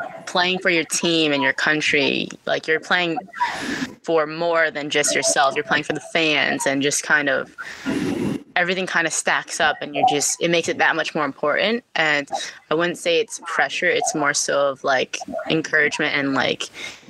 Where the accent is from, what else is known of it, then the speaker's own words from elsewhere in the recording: Massachusetts, United States; growing up in Massachusetts